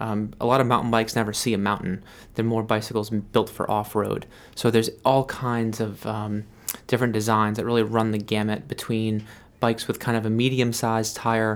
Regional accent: Massachusetts, United States; So I came from Western Mass, where there were trails everywhere and young people, and it was really vibrant outdoor community, And I moved to Maine

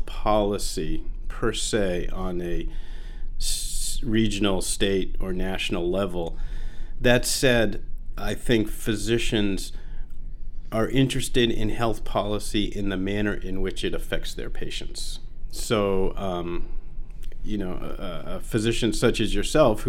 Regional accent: Sanford, Maine, United States; moved away as an adult; also born or lived in Boston / Vail; I grew up in Sanford, spent the first 18 years there, went to high school in the public high school

